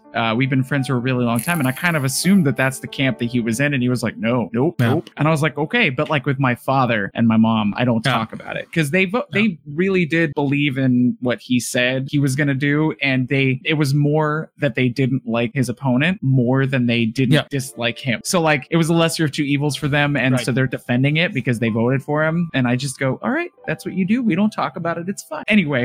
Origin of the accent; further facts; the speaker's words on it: United States; because I'm an American at heart, man.